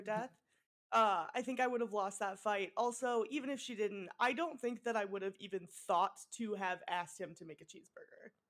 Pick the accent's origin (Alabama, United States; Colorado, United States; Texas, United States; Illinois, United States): Colorado, United States; also born or lived in Iowa; now in Los Angeles, United States; Cuz like I grew up in Colorado and Iowa and then now I live in Los Angeles, so it's like like I'll say like pop sometimes, I'll say soda sometimes.